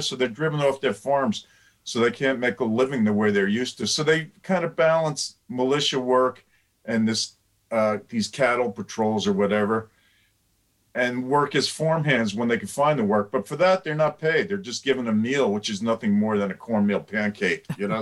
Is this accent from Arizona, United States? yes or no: no; Somers, New York, United States; moved away as an adult; now in Schoharie, United States; I grew up in Somers in northern Westchester.